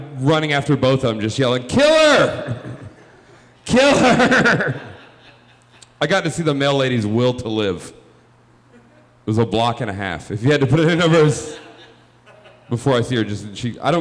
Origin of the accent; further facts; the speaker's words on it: Georgia, United States; moved away as an adult; now in Chicago, United States; I am originally from Georgia. I am from the South.